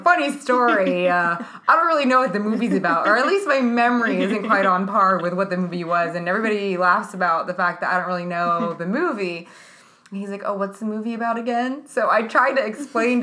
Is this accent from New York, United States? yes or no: yes; New York, United States; I'm a New Yorker